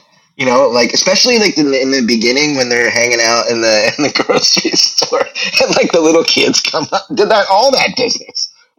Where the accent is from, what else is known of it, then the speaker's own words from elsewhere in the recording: Red Bank, New Jersey, United States; We're from Redback, both of us.